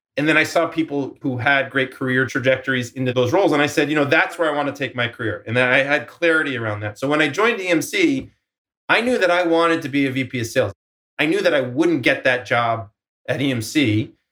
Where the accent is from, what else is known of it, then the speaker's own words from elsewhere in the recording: Boston, Massachusetts, United States; moved away as an adult; now in Silicon Valley, United States; I'm from Boston